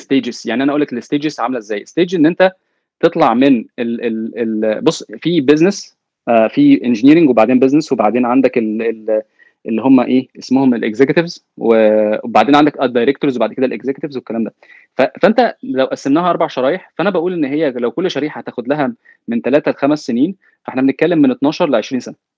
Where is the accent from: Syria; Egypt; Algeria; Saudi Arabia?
Egypt; now in Silicon Valley, United States; كواحد جاي من مصر